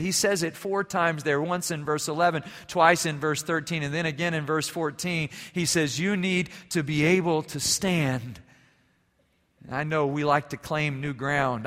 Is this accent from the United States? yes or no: no; Germany; moved away; growing up in Germany